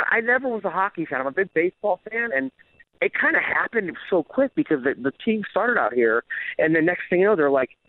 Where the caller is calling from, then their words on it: Las Vegas, Nevada, United States; I'm in Vegas right now. I have a couple a week week and a half off before I go back out with QR